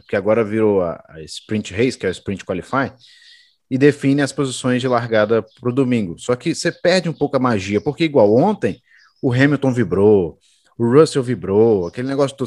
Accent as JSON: {"language": "Portuguese", "country": "Brazil", "said": "a gente é brasileiro"}